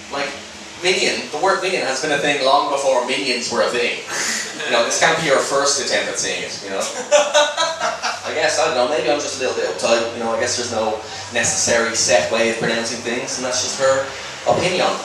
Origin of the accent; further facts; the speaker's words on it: Dublin, Leinster, Ireland; moved away as an adult; now in London, United Kingdom; I moved over from Dublin to London like two years ago and honestly really love it. Like settled in really nicely, love the history, love the city. And it's as you can imagine coming from Ireland to England, there's been a huge cultural shocks.